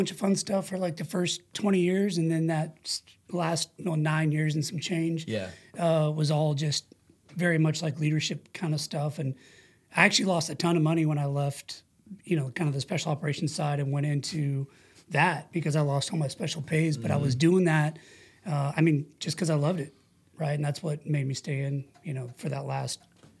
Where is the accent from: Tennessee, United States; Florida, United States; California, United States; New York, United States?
California, United States; Twentynine Palms; the quick version is military brat. My dad was in the Navy. He was a corpsman with the Marines as well, Vietnam vet era guy. He did 24 years, retired as a chief, So, you know, I lived in 29 Palms four times.